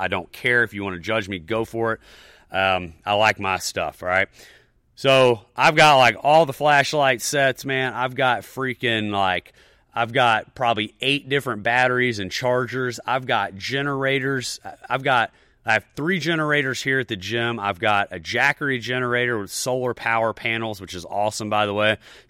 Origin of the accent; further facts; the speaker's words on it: the South, United States; You know, I'm a Southerner, whatever.